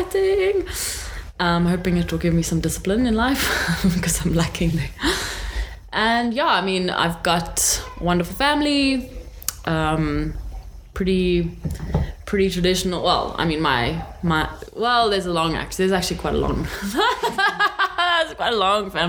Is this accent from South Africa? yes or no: yes; Johannesburg, Gauteng, South Africa; And I was born in Joburg. I've lived here my whole life.